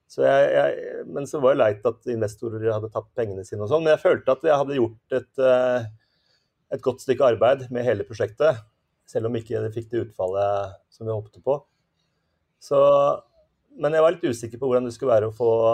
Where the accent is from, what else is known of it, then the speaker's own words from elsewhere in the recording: Asker, Akershus, Norway; Når vi vokste opp i Asker